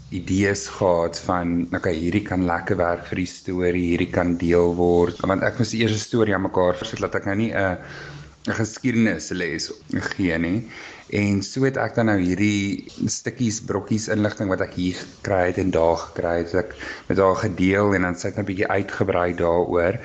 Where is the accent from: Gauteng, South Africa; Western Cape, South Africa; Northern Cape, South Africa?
Gauteng, South Africa; Pretoria; Ek is van Pretoria.